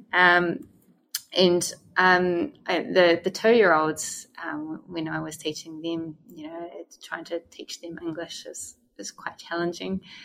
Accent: New Zealand; moved away; I was the first New Zealander that they'd ever had

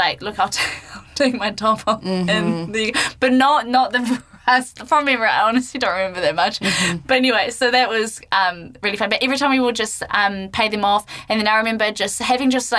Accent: Gisborne, New Zealand; growing up in Gisborne, you've got Rhythm and Vines

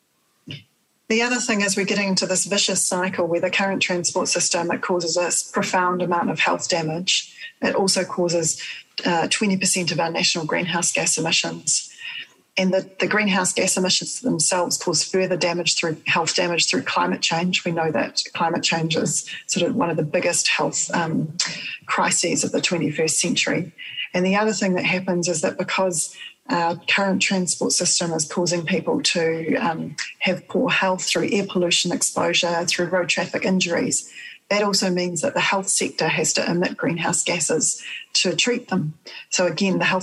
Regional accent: Wellington, New Zealand; I am from Wellington in the area in the Rohi of Te Ati Awa iwi. I've grown up here and I continue to live here.

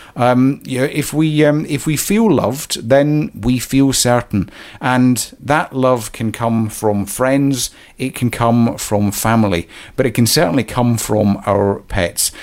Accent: Scotland, United Kingdom; moved away as an adult; also born or lived in Canada; I was born uh, in Scotland, a wee village

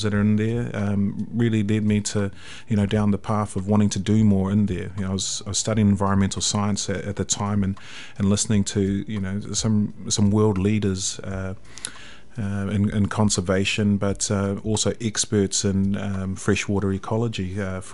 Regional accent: Hamilton, Waikato, New Zealand; also born or lived in Tauranga; born in Tauranga but raised here in Hamilton in the Waikato.

